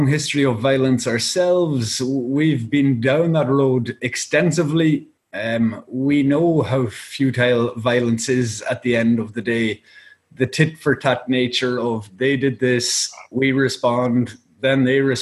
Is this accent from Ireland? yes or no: yes; Ireland